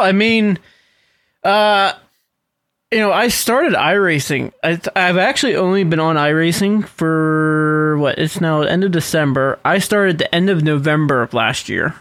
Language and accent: English; Western Pennsylvania, United States; also born or lived in Latrobe, Pennsylvania; I'm from Western Pennsylvania